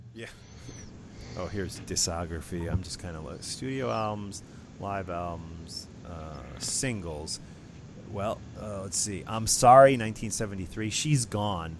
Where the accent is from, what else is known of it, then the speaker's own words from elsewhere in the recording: New Jersey, United States; my home state of New Jersey